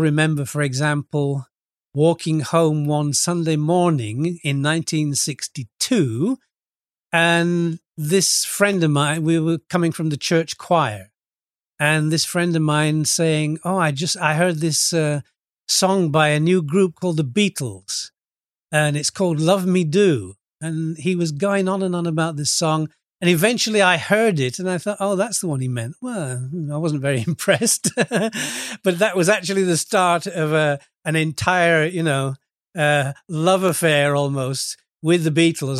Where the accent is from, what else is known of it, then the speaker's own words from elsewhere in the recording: Lincoln, East Midlands, United Kingdom; moved away as an adult; also born or lived in Retford, Nottinghamshire / Scunthorpe, Lincolnshire / Nice, France; now in Cyprus; I was born in a, a town called Retford in, in England, in Nottinghamshire, and, uh, I went to school in, in Lincoln and later in Scunthorpe, both in Lincolnshire.